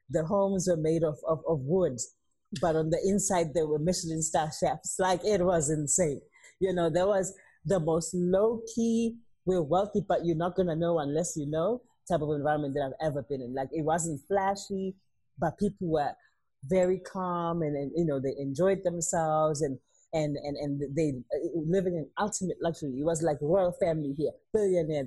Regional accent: Durban, KwaZulu-Natal, South Africa; moved away; I come from Durban.

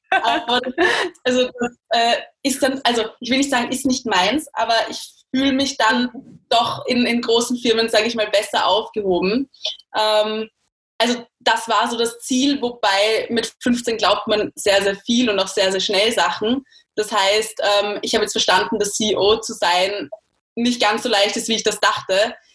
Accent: Austria; ich als Österreicherin

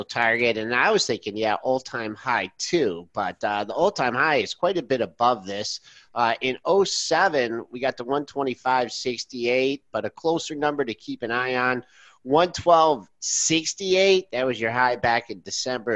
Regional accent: Monroe, Michigan, United States; Monroe, Michigan company, my hometown.

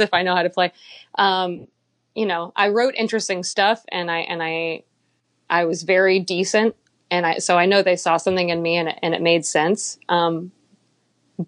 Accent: Texas, United States; also born or lived in Nashville; now in Baltimore, United States; We all happened to be from Texas

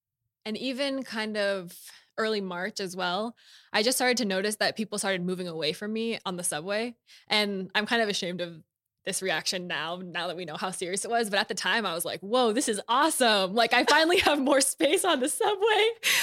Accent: United States; But I think like my experience of being Asian American, I think exposes a lot about how like dominant society sees American as white and therefore has like covered up so much of our history in this country

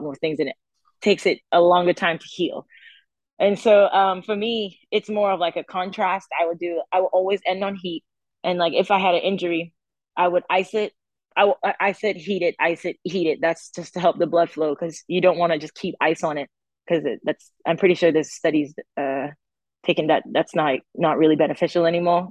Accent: St. Augustine, Trinidad & Tobago; also born or lived in Nashville, Tennessee; now in United States; I'm from a place called St. Augustine um, in Trinidad, which is it's near the university

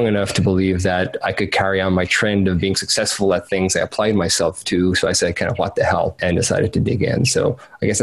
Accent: Cork, Munster, Ireland; I'm from Cork in Ireland

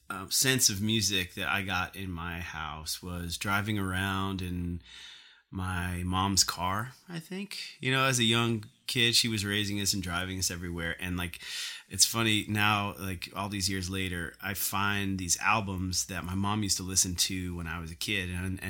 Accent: Smithtown, New York, United States; It's pretty average. Yeah, it's a nice town, and right smack in the middle of Long Island, exit 58 on the LIE. Yeah, it was a nice place to grow

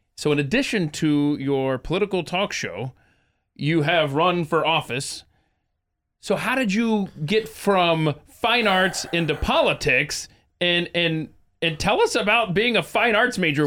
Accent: Atlanta, Georgia, United States; moved away as an adult; also born or lived in Nebraska; I was born and raised in Atlanta, Georgia, but I went to the University of Nebraska

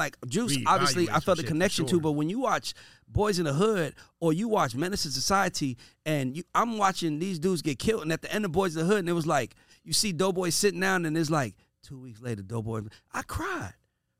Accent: College Park, Georgia, United States; also born or lived in Atlanta; Like, I'm from College Park. I know some people from East Point. I guess they next to each other.

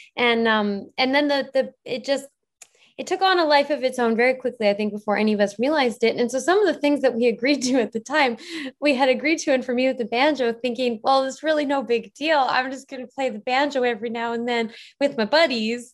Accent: Airdrie, Alberta, Canada; moved away as an adult; now in Vancouver, Canada; I live in Vancouver. Oh, I'm actually from Airdrie

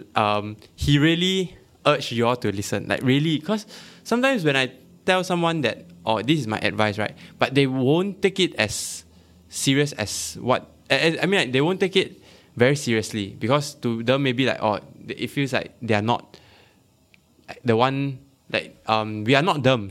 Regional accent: Malaysia; I'm Malaysian

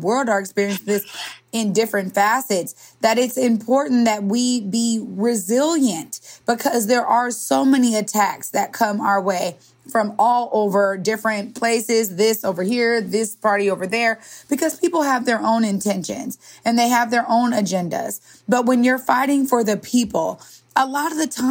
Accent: Seattle, Washington, United States; We know each other from growing up in the Central District and South End

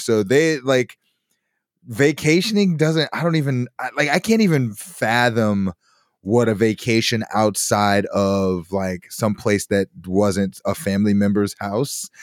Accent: Chicago, Illinois, United States; I'm from Chicago, so they take me from, like, a big city with tall buildings

